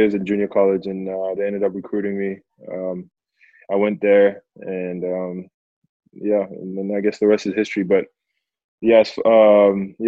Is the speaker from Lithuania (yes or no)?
no; Perth, Western Australia, Australia; now in Melbourne, Australia; I grew up in Perth, but I called Melbourne home